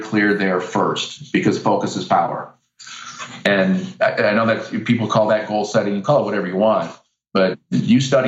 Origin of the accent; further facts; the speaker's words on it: Iowa, United States; I'm from Iowa.